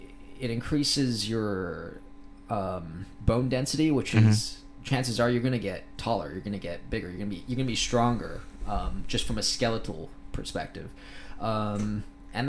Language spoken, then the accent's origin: English; Thailand; I think I got my accent in Thailand. I grew up with a lot of Americans, Canadians, people from all over the world.